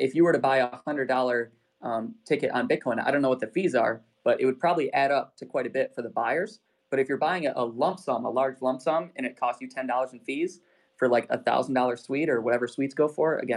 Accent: Michigan, United States; I'm not from Detroit, but always in Michigan

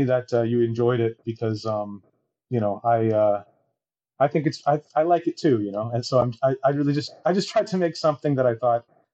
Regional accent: Toronto, Ontario, Canada; moved away as an adult; now in Taiwan; I grew up in Toronto, in Canada.

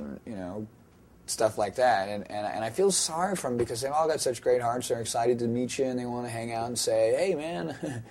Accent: California, United States; I'm a Californian

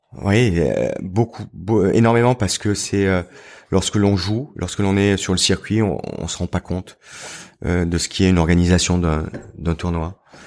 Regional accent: Pra-Loup, Provence-Alpes-Côte d'Azur, France; J'ai grandi dans les Alpes du Sud, à Pralou

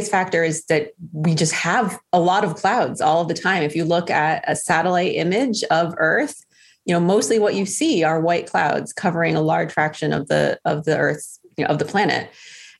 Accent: White Plains, New York, United States; moved away; I'm from White Plains, New York, originally.

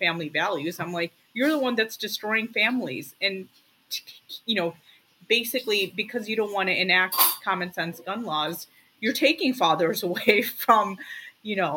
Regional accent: Lincolnwood, Illinois, United States; I grew up in Lincolnwood, which is not too far away from Highland Park

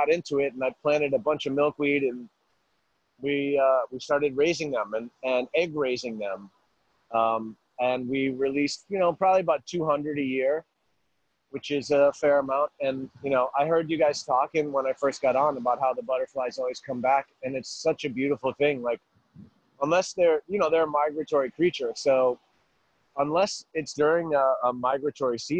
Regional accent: Worcester, Massachusetts, United States; growing up in Worcester, I had a desire to just do things for my city

